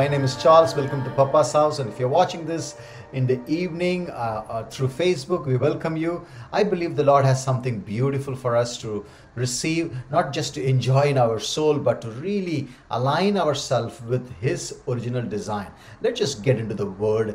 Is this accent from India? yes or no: yes; Tamil Nadu, India; first language Tamil; English is a second language; moved away as an adult; also born or lived in Pune; I never traveled outside Tamil Nadu. So when I went to do my DTS, Discipleship Training School, I felt I was a foreigner in my own country, because the frontier that I crossed until the age of 24 was Katpadi to Chittur